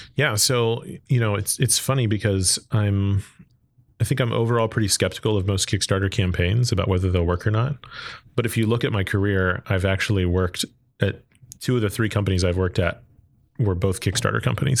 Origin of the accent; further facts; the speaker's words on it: Arlington, Texas, United States; I grew up in Texas, uh, grew up in Arlington